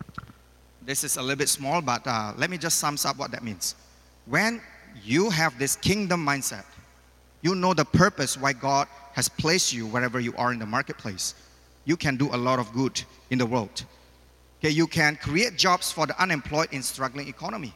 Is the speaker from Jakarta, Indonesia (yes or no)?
no; Medan, North Sumatra, Indonesia; now in Malaysia; I just opened a new business in Medan, my hometown